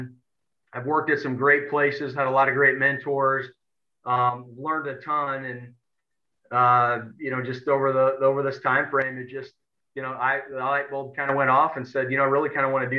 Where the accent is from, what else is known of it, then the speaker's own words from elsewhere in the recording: Edwardsville, Illinois, United States; I'm from Edwardsville and born and raised here